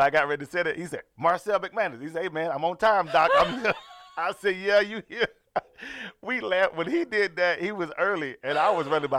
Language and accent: English; Lyons, Georgia, United States; now in Atlanta, United States; my hometown